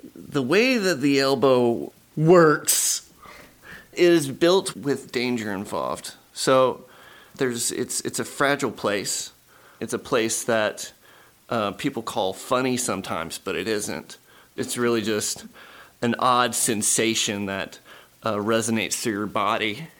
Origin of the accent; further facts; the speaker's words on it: Lillington, North Carolina, United States; also born or lived in Swansboro, North Carolina / Boone, North Carolina; now in Asheville, United States; I grew up in Lillington, North Carolina, which is like a little beef cattle farm